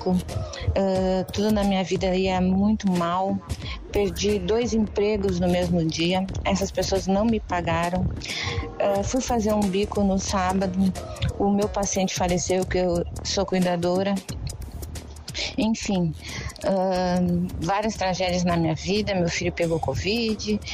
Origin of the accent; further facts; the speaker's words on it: Porto Alegre, Rio Grande do Sul, Brazil; sou de Porto Alegre, Rio Grande do Sul.